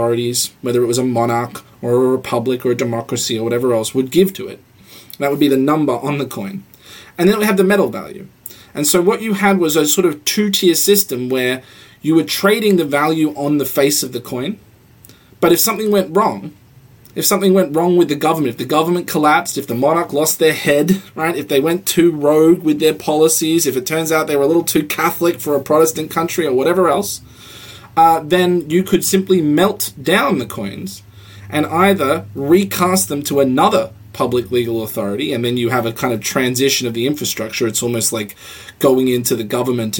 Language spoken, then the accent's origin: English; Australia; now in United States; I come from Australia